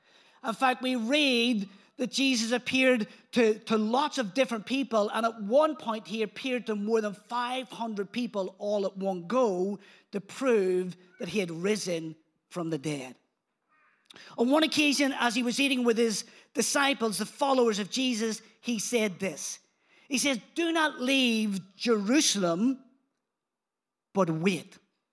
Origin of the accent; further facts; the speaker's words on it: Belfast, Northern Ireland, United Kingdom; accent: Belfast; not originally from around these parts. Although my accent, some people say, it's fading, but I don't know. I think I've still got quite a strong Belfast accent. That's until I go back home and then people change their mind.